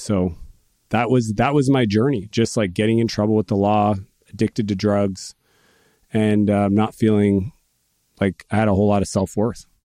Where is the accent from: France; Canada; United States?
Canada; I'm Canadian